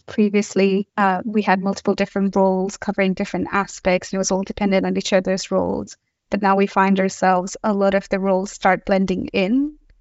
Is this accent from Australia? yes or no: yes; Australia; now in Stockholm, Sweden; I am also from Australia